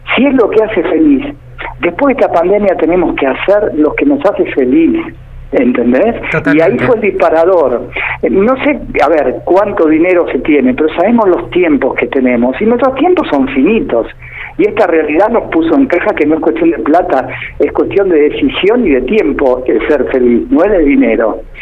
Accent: El Calafate, Santa Cruz, Argentina; moved away as an adult; now in Buenos Aires, Argentina; yo en realidad soy del Calafate, ¿está bien? Y toda mi vida la trabajé en el Calafate

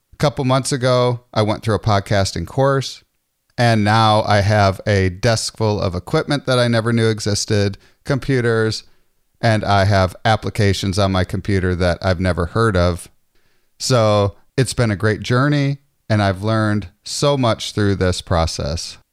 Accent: Clinton, Iowa, United States; I grew up in Iowa. I went to, I went to high school, um, in Clinton, Iowa

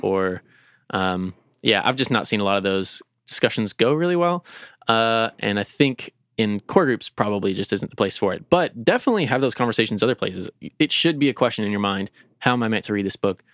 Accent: Lexington, Kentucky, United States; I'm a Lexingtonian, I'm a Kentuckian, I'm an American.

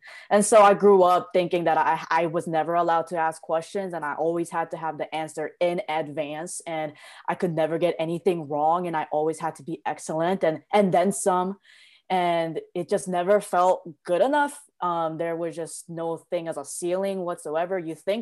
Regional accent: South Korea; moved away; also born or lived in New York; I was born and raised in Korea, and my family is extremely traditional

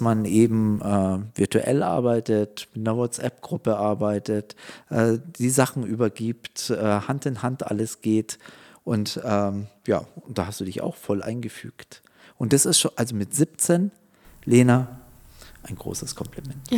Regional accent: Munich, Bavaria, Germany; ich bin in München aufgewachsen

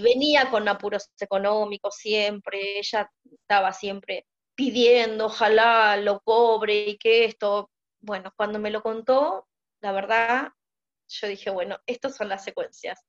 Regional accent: Buenos Aires, Argentina; moved away as an adult; now in Mar del Plata, Argentina; vivo en Argentina, en Buenos Aires viví hasta mis 52 años.

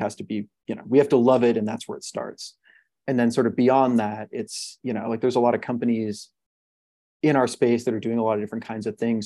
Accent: Montreal, Quebec, Canada; I'm Canadian. I grew up in in Montreal

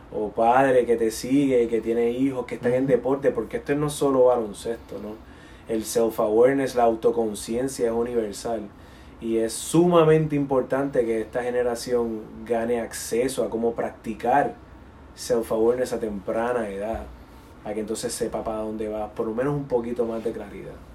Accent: Dominican Republic; also born or lived in Puerto Rico; now in United States; mi experiencia como inmigrante dominicano, viviendo en Puerto Rico, luego en Estados Unidos

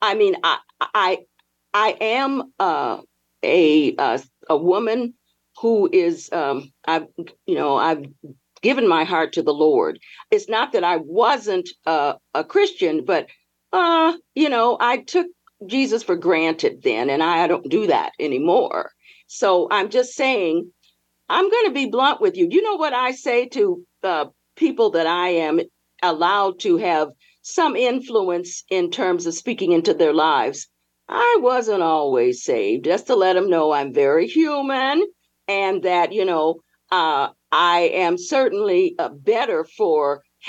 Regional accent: Chicago, Illinois, United States; I grew up in Chicago, Illinois. And I lived on the south side of Chicago

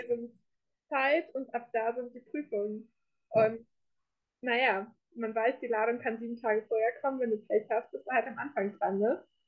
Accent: North Rhine-Westphalia, Germany; moved away as an adult; now in Munich, Germany; ich komme ursprünglich komme ich aus Ostwestfalen

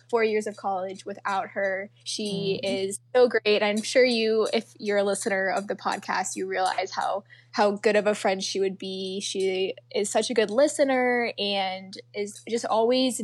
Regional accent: a suburb of Atlanta, Georgia, United States; I'm actually from a suburb of Atlanta. So I'm from the South

